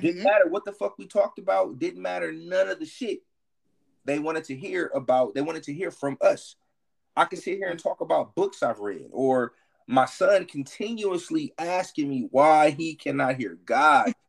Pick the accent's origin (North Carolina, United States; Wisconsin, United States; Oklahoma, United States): Wisconsin, United States; Milwaukee; moved away as an adult; now in Houston, United States; I'm from Milwaukee, right? But I live in mm-hmm. Houston. I'm in my 17th year living in Houston